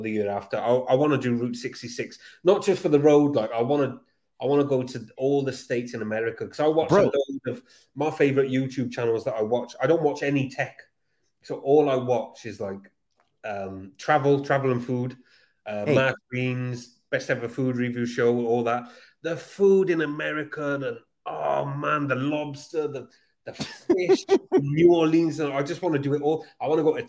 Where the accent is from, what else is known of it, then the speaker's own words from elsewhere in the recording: Newport, Wales, United Kingdom; I'm from South Wales, Cardiff. Well, near Cardiff